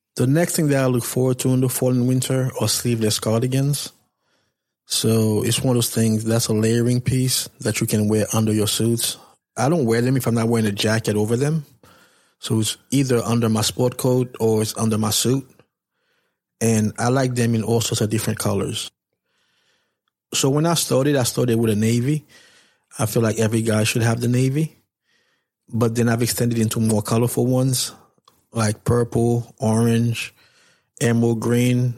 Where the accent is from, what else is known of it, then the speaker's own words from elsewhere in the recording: New York, United States; I'm from New York